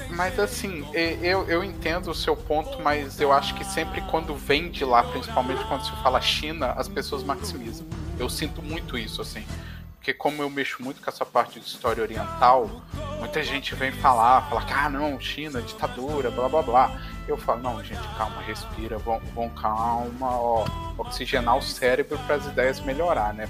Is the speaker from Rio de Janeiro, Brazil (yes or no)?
no; Minas Gerais, Brazil; eu sou de Minas